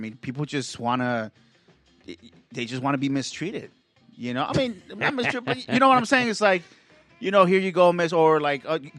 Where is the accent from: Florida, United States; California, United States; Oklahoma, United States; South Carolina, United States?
California, United States; Gardena; I'm from Gardena Beach, bro.